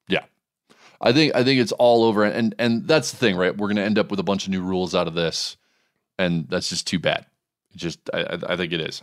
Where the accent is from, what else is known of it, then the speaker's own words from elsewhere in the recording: Hawaii, United States; my home state